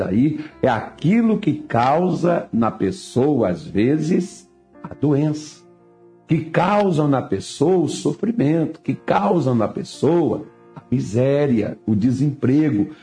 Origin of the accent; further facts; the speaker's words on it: Minas Gerais, Brazil; now in Mato Grosso, Brazil; eu sou mineiro